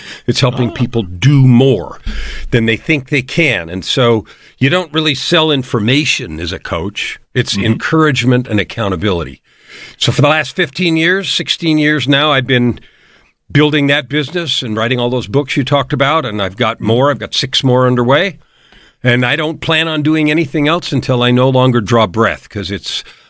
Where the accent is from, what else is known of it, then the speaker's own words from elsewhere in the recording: San Francisco, California, United States; Well, I grew up in born in San Francisco, raised in what looked like a traditional two-family home.